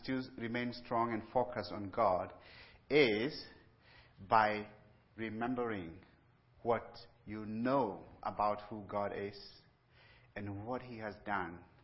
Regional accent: Kenya; moved away as an adult; also born or lived in Pennsylvania; I was born and raised in Kenya

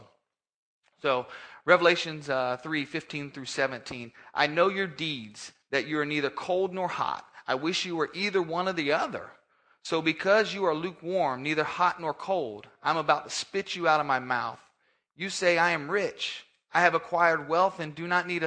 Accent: Orlando, Florida, United States; originally from Orlando, Florida, born and raised there

